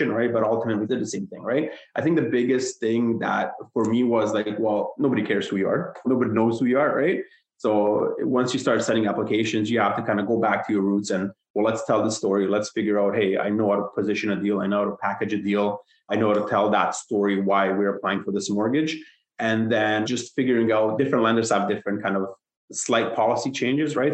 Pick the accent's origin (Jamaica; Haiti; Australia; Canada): Canada; Hamilton, Ontario; I moved to Hamilton. I'm from Hamilton, Ontario, back in middle school around grade 6. Stayed there, didn't budge